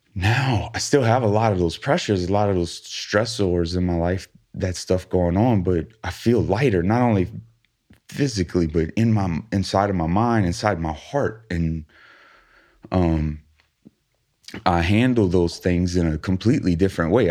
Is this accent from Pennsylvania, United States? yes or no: no; Thibodaux, Louisiana, United States; we're both from Thibodeau